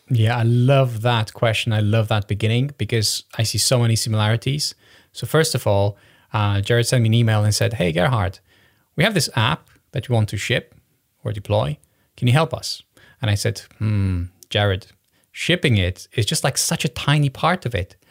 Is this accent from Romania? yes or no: yes; Romania; I was born in Romania